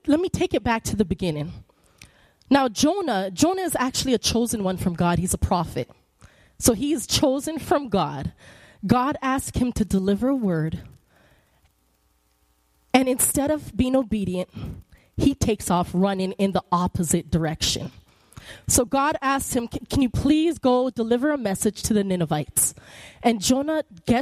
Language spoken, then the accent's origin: English; Canada; moved away; I'm Canadian